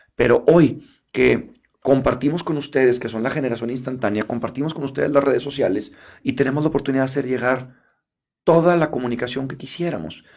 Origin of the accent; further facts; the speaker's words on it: Mexico; como mexicanos